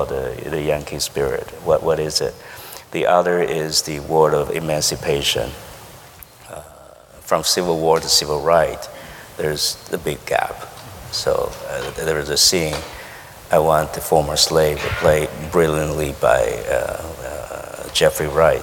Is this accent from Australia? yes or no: no; Taiwan; English is a second language; moved away; growing up in Taiwan